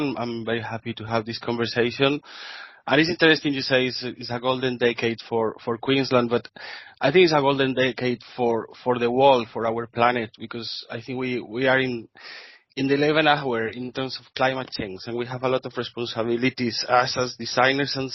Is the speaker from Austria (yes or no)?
no; Spain; accent: Spanish; English is a second language; moved away as an adult; now in Brisbane, Australia; I'm Spanish, as you can say for my accent.